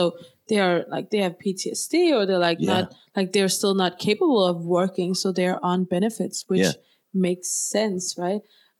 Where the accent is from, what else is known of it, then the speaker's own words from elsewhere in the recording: Copenhagen, Capital Region of Denmark, Denmark; I grew up in Copenhagen.